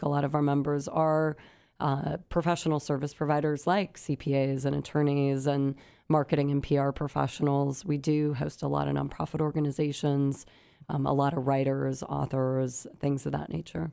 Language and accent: English; San Luis Obispo County, Central Coast, California, United States; I grew up on the Central Coast, beautiful San Luis Obispo County